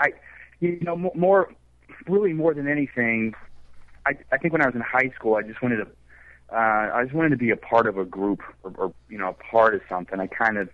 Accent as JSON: {"language": "English", "town": "Lucas", "region": "Texas", "country": "United States", "tie": "born or raised there", "moved": "as an adult", "lives_now": "New York, United States", "said": "I grew up in Texas"}